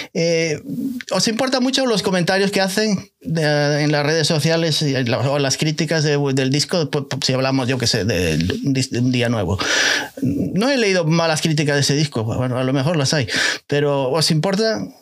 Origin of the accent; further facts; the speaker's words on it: Spain; now in United States; por ahí, por mi país natal